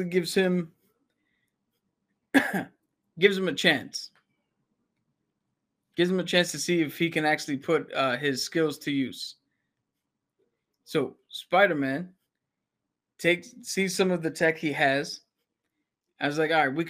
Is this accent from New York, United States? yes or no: yes; New York City, New York, United States; I grew up in the Bronx